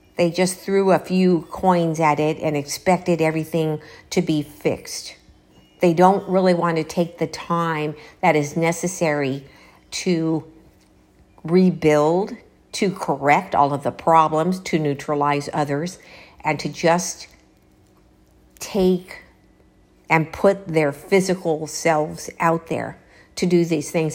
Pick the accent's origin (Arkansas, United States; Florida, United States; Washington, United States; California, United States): California, United States; Los Angeles; moved away; I am from Los Angeles